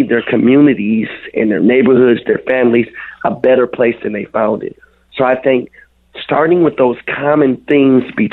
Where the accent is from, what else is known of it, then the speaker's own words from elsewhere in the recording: Minneapolis, Minnesota, United States; I grew up on 26th and Cedar. So I spent a lot of my time growing up in Little Earth.